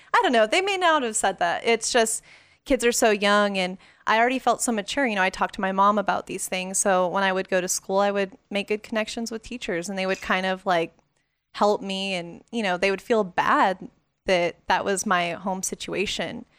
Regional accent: Las Vegas, Nevada, United States; growing up in Vegas

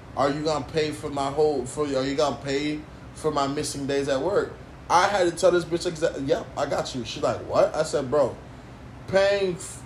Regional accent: United States; I was born in America

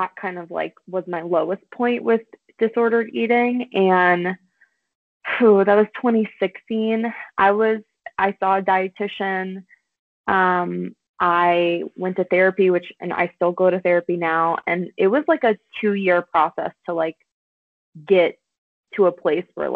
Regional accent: South Louisiana, United States; now in Colorado, United States; I'm from South Louisiana, and I grew up on a lot of beans and rice.

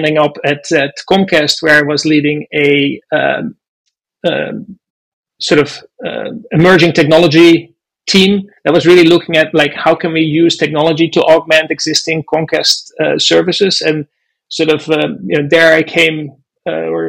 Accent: Netherlands; moved away as an adult; also born or lived in Boston; now in United States; I grew up in the Netherlands, did an aeronautical engineering degree there

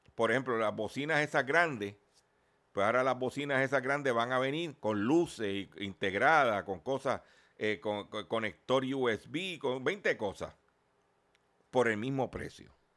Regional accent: Puerto Rico; y nosotros somos parte de USA, Puerto Rico es parte de la región de la Florida.

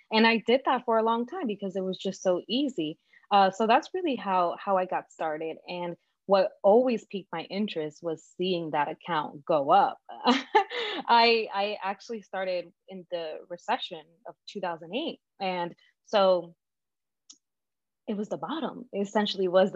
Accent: New York City, New York, United States; also born or lived in Dominican Republic; growing up in Brooklyn and working in the fashion industry

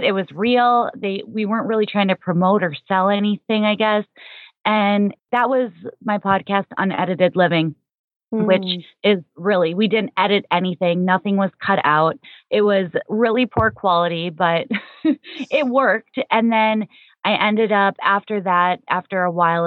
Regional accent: Minnesota, United States; moved away as an adult; also born or lived in South Florida; I'm initially from Minnesota

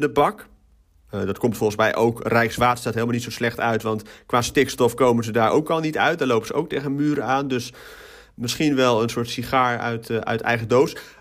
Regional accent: Utrecht, Netherlands; now in Maarssen, Netherlands; ik ben in Utrecht geboren, ik woon in Maarsen

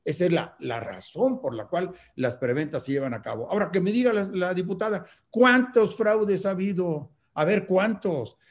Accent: Mexico; como mexicano

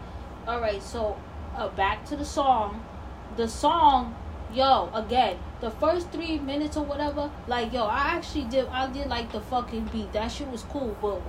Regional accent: New York, United States; also born or lived in West Coast, United States; I'm New York all day, every day. But I was born in the West Coast

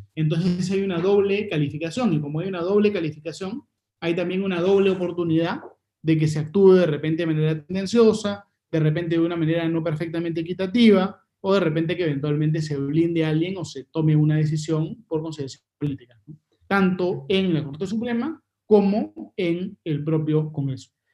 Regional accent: Peru; como peruanos

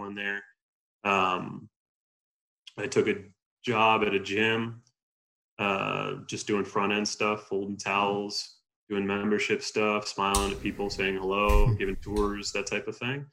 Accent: New York, United States; moved away as an adult; also born or lived in Colorado; I'm from New York

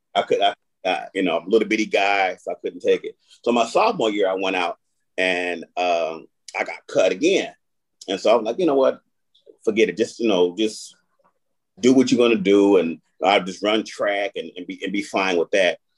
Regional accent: Toledo, Ohio, United States; born or raised there

